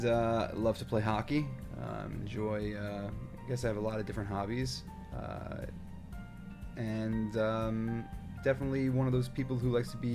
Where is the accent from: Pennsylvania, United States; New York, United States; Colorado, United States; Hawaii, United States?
New York, United States; Woodmere; moved away as an adult; also born or lived in Israel / Dallas; now in Miami Beach, United States; I'm originally from Woodmere, New York